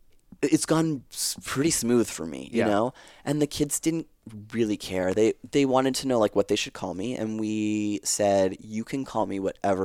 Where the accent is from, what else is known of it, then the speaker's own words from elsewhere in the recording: Canada; We're Canadian, so we speak Francais.